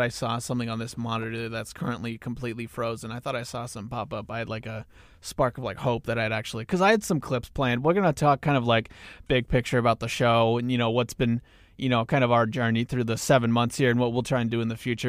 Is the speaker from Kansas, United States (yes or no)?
yes; Newton, Kansas, United States; I'm also from Newton, Kansas, which is right off of I thirty-five, a little bit north of Wichita.